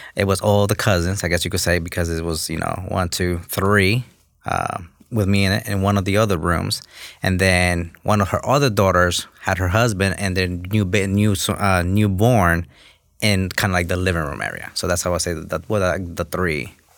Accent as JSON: {"language": "English", "region": "New York", "country": "United States", "tie": "born or raised there", "also_born_or_lived": "Los Angeles, California / Honduras", "second_language": "English", "said": "I grew up in New York, um, just a kid from Honduras"}